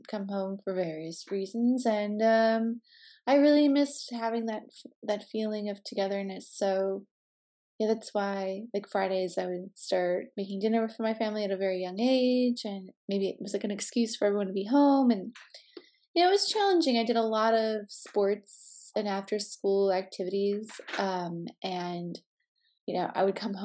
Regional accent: southwest suburbs of Chicago, Illinois, United States; moved away; I grew up in the southwest suburbs of Chicago

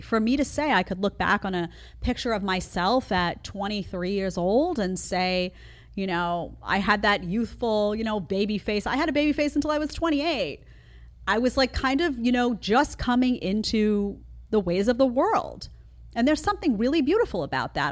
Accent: New York City, New York, United States; moved away; I come from New York City

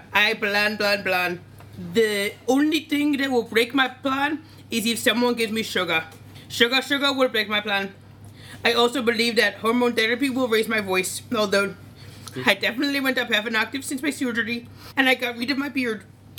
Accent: Edison, New Jersey, United States; I am from New Jersey.

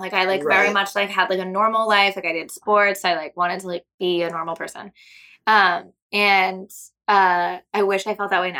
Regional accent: Seattle, Washington, United States; moved away; I'm from Seattle. I don't know if I said that, but I'm from Seattle. And so I was doing theater in Seattle for a long time.

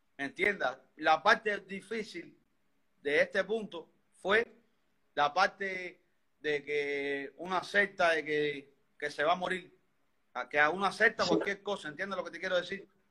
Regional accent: Havana, Cuba; Soy aquí de Cuba, soy de Cuba, vivo en El Vedado, Habana, en La Habana

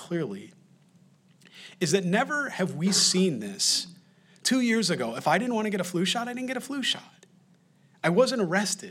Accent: Rochester, New York, United States; moved away; I grew up in Rochester, New York, is only an hour and a half from me. I could make it to the Niagara Falls border in about an hour and a half to 2 hours from Rochester, New York, where I'm from.

